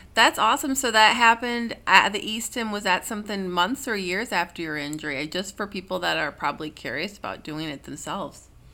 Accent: Minnesota, United States; I'm from Minnesota

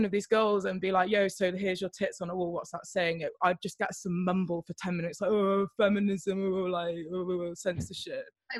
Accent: United Kingdom; accent: English southern; first language Welsh; English is a second language; my first language is Welsh, but like I have the, like, my parents are English speaking, so I have a very like English southern accent

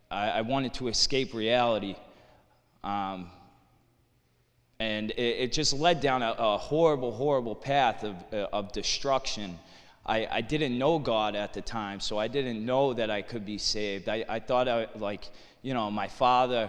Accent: Lawrence, Massachusetts, United States; I'm from Lawrence, Mass., raised Irish Catholic

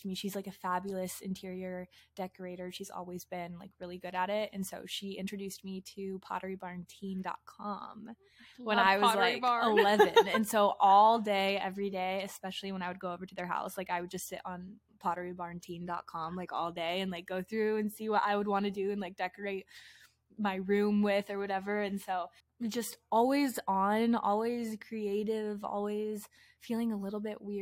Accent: Richland, Washington, United States; I was literally born and raised in Washington State

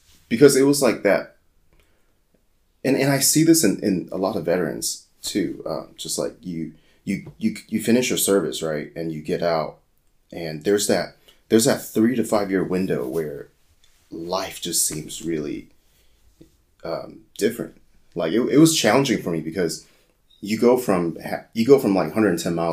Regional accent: San Jose, California, United States; moved away as an adult; So I grew up in the Bay Area. So I grew up in San Jose, California

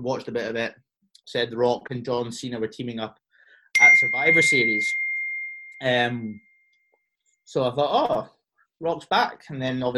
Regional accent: Cyprus; moved away; I grew up in Cyprus

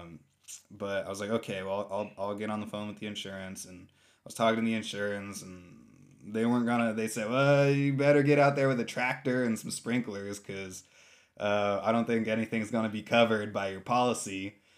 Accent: San Francisco, California, United States; born or raised there; moved away as an adult; also born or lived in Ashland, Oregon; now in Rogue Valley, United States

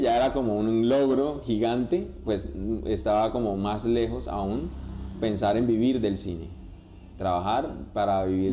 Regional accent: Barrancabermeja, Santander, Colombia; moved away as an adult; now in Bucaramanga, Colombia; soy de la ciudad de Barranca Bermeja, vine a la ciudad de Bucaramanga con las ganas de, de estudiar

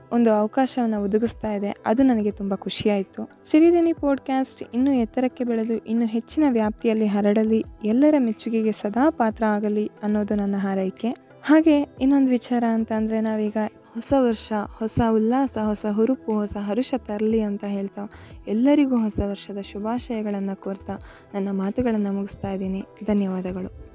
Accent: Ebagodu, Hosanagara taluk, Shivamogga district, Karnataka, India; ಶಿವಮೊಗ್ಗ ಜಿಲ್ಲೆಯ ಹೊಸನಗರ ತಾಲೂಕಿನ ಎಬಗೋಡು ಎಂಬ ಹಳ್ಳಿ ನಮ್ಮೂರು

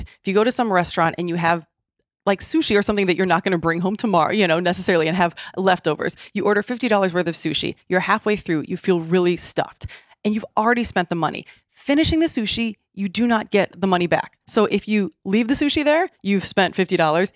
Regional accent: Midwest, United States; now in San Diego, United States; I grew up in the Midwest

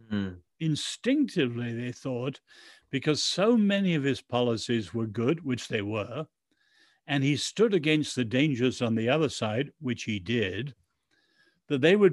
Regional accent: Ireland; We are patriots. I'm an Irish and English patriot, but we got to love our countries

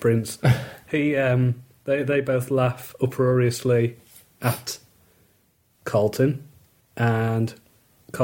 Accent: Wolverhampton, West Midlands, United Kingdom; moved away; it's the same where I'm from originally, which is an estate called the Scotlands in Wolverhampton

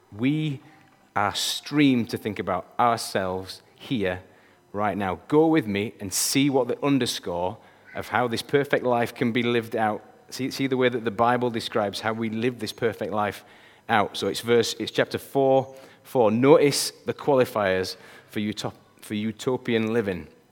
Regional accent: Yorkshire and the Humber, United Kingdom; I'm a Yorkshireman. And I gotta tell you, people from Yorkshire, we think like nobody

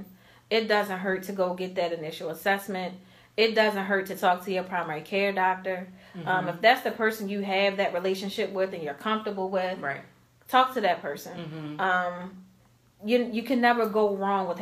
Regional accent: Baltimore, Maryland, United States; I grew up in Baltimore City

